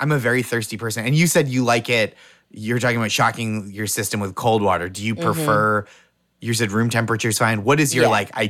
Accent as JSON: {"language": "English", "region": "Northeast", "country": "United States", "said": "I'm from the Northeast"}